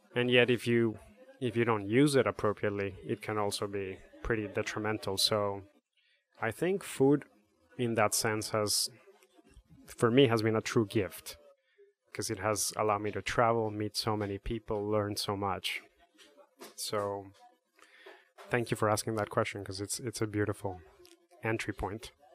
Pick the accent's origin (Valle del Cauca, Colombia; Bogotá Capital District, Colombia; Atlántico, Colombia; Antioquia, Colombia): Bogotá Capital District, Colombia; Bogotá; now in Connecticut, United States; I'm from Bogota, Colombia.